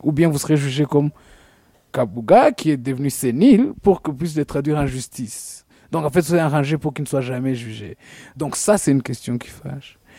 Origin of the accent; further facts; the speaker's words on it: Rwanda; on est rwandais